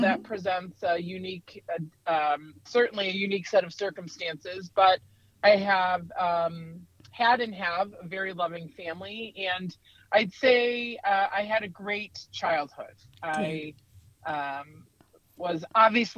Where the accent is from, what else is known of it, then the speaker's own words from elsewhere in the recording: United States; a business in my hometown of Wakanda called Kramer's Country Casuals.